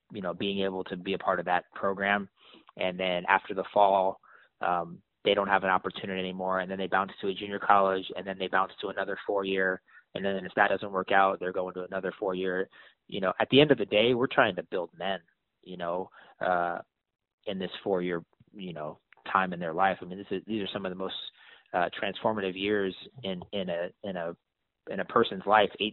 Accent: San Francisco, California, United States; I grew up in San Francisco

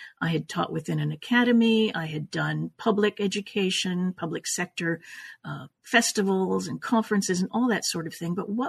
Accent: Canada; also born or lived in Italy; now in Los Angeles, United States; I was born in Italy, raised in Canada, and have been in Los Angeles since 1981.

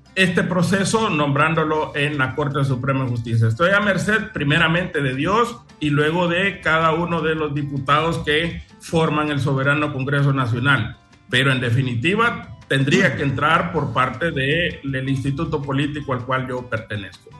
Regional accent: Trujillo, Colón, Honduras; moved away as an adult; now in Choluteca, Honduras; yo soy nacido en Trujillo, departamento

